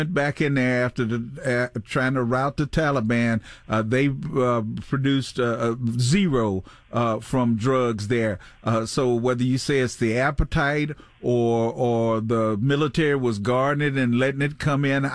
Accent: Arkansas, United States; now in Pittsburgh, United States; separating my home state from Tennessee, Memphis from West Memphis, Arkansas

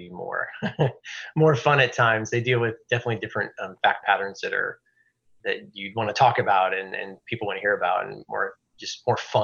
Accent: Houston, Texas, United States; also born or lived in Belton, Texas / Austin, Texas; I've grown up in Houston, lived here pretty much my whole life, except for brief stint in Austin for college.

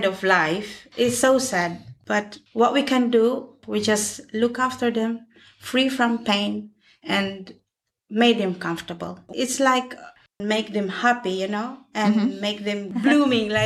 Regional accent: Philippines; moved away as an adult; also born or lived in Spain; now in United Kingdom; back home, I'm a midwife

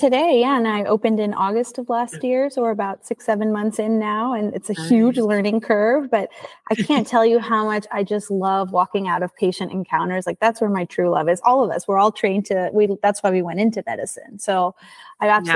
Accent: Houston, Texas, United States; also born or lived in Chicago; my hometown of Houston

